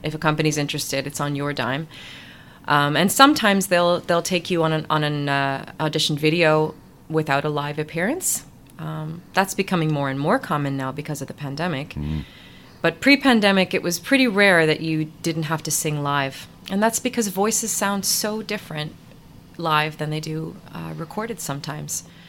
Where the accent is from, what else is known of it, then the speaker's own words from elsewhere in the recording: Ottawa, Ontario, Canada; moved away as an adult; also born or lived in New York; now in Leeds, United Kingdom; lots of little musical theater shows in my hometown in Ottawa